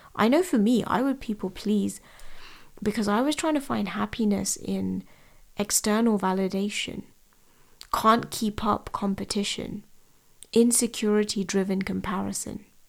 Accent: London, United Kingdom; I was born and raised in London.

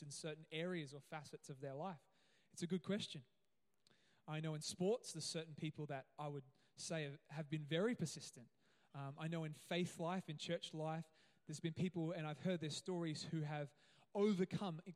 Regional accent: Gold Coast, Queensland, Australia; now in Cairns, Australia; I grew up on the Gold Coast

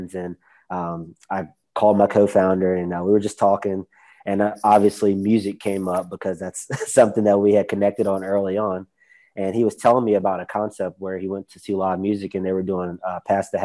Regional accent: Roanoke, Virginia, United States; now in Charlotte, United States; I grew up in Roanoke, Virginia

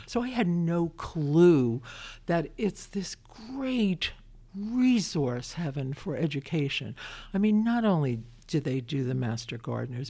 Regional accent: Brooklyn, New York, United States; now in Winchester, United States; I'm a kid from Brooklyn

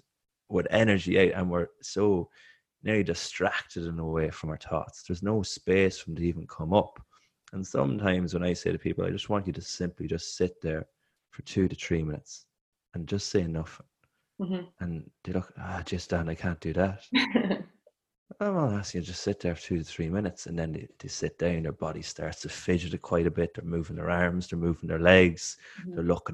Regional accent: Ireland; I'm an Irish athlete. I'm running on a track.

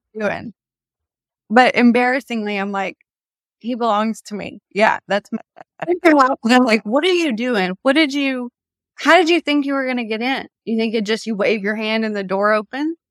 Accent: Nashville, Tennessee, United States; I'm from Nashville, was raised here

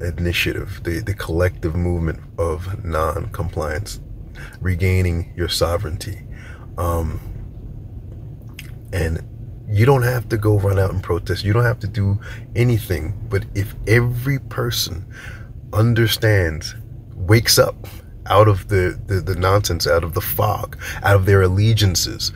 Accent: New York, United States; I'm from New York

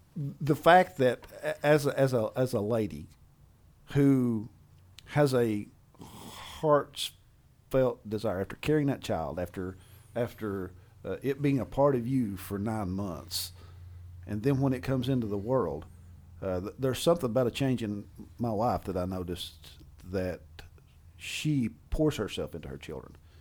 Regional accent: Appalachia, United States; being the Appalachian engineer that I am

